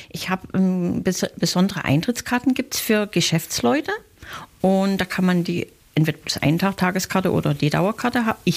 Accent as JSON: {"language": "German", "region": "Saxony", "country": "Germany", "said": "Aus dem Bundesland Sachsen."}